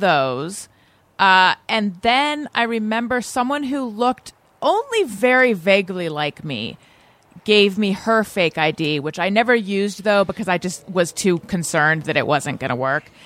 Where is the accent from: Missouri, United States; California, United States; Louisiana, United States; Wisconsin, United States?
California, United States; Orange County; also born or lived in Oakland, California; growing up in Orange County, California, which is where I grew up